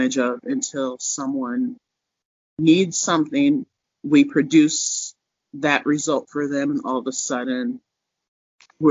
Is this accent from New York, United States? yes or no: no; Minnesota, United States; now in Denver, United States; I came to Denver is because I'm from Minnesota